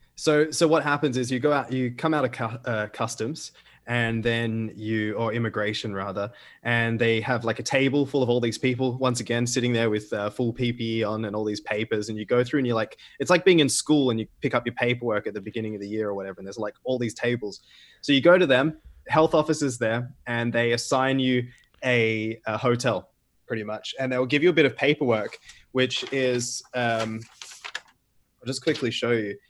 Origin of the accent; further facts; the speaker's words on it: Australia; moved away as an adult; also born or lived in United Arab Emirates; I'm gonna go back to Australia, where there's, in my home state, zero cases